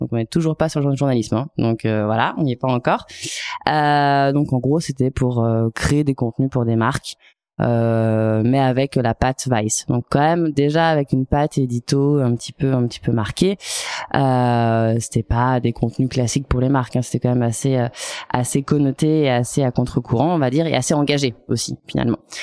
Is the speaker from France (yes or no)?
yes; Chamonix, Auvergne-Rhône-Alpes, France; Je viens de la vallée de, Chamonix